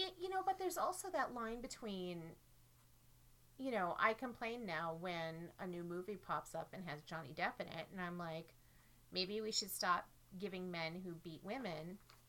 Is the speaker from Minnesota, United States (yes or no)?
yes; Minnesota, United States; as a Minnesotan girl